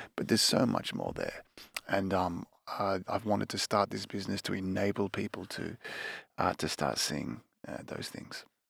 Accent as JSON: {"language": "English", "town": "Melbourne", "region": "Victoria", "country": "Australia", "tie": "born or raised there", "also_born_or_lived": "Nelson Bay, New South Wales", "moved": "as an adult", "lives_now": "Tokyo, Japan", "said": "I'm Australian. Um, I was born in Melbourne, and, uh, when I was a teenager, my family moved to a small little coastal town called Nelson Bay."}